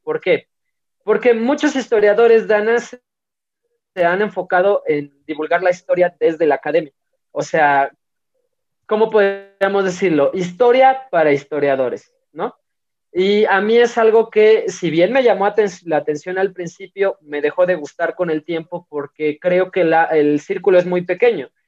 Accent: Mexico; ¿Por qué soy mexicano? ¿Por qué estos son mis símbolos patrios?

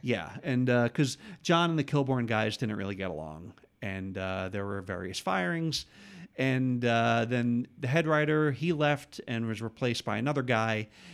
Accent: New York, United States; moved away as an adult; also born or lived in Bronx, New York; now in Los Angeles, United States; I grew up about eighty miles north of the city

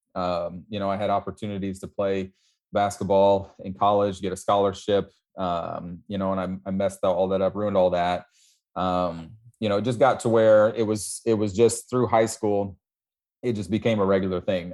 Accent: Missouri, United States; moved away as an adult; also born or lived in Brooklyn, New York; now in Florida, United States; I was born, born in Missouri

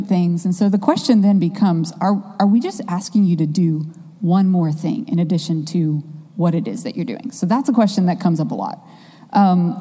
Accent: Midwest, United States; now in Chapel Hill, United States; I grew up in the Midwest

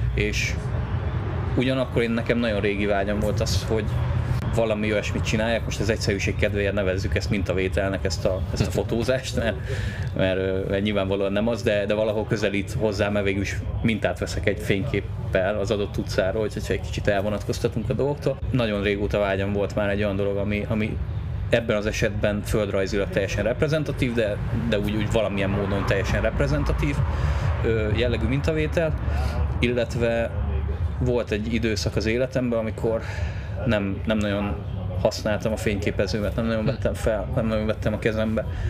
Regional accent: Debrecen, Hajdú-Bihar, Hungary; itt születtem, itt nőttem fel, itt jártam az iskoláimat, itt lakik a családom

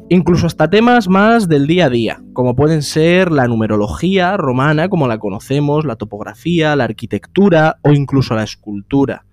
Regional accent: San Vicente del Raspeig, Valencian Community, Spain; yo soy de San Vicente

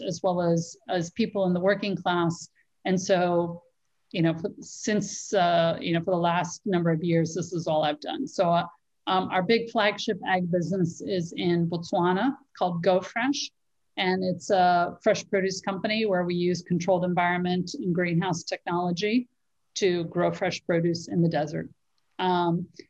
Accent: United States; accent: American; moved away as an adult; now in Africa; I'm American, the accent always gives it away.

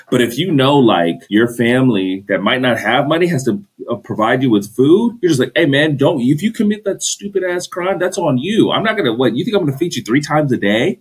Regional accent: Los Angeles, California, United States; I'm from

